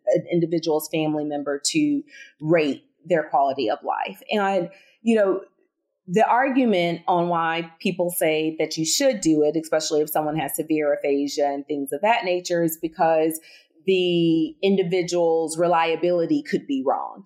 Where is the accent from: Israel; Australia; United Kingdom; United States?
United States; Southern; accent: Southern; my Southern accent